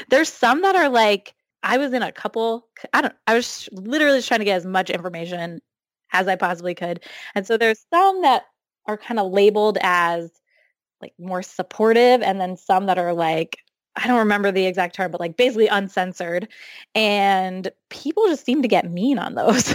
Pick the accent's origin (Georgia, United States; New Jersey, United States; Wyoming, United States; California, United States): New Jersey, United States; moved away as an adult; also born or lived in central Maine; now in Maine, United States; I grew up in New Jersey, um, but I now live in central Maine 'cause I went to college here